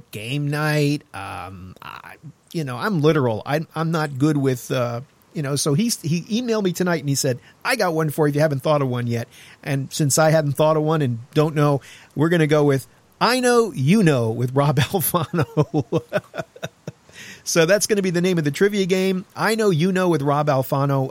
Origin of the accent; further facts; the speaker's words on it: New York, United States; I'm from New York